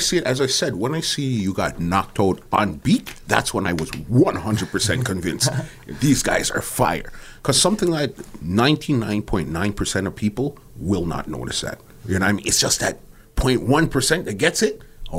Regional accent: Toronto, Ontario, Canada; Scarborough. We're out here. Scarborough.

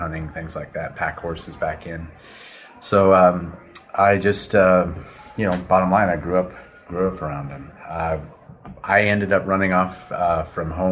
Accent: Minnesota, United States; now in Wellington, United States; I grew up in Minnesota out in the middle of nowhere, and we always had horses and mules

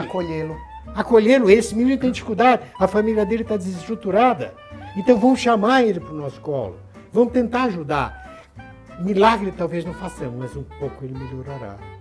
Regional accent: Santos, São Paulo, Brazil; Quando eu estudava na minha cidade de Santos, onde eu nasci

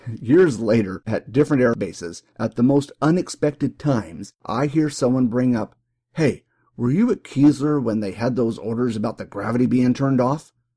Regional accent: New York, United States; moved away as an adult; Growing up in New York

